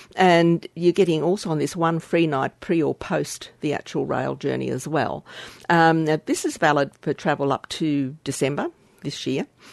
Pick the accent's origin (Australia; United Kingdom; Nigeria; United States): Australia; from Australia as, as an Australian citizen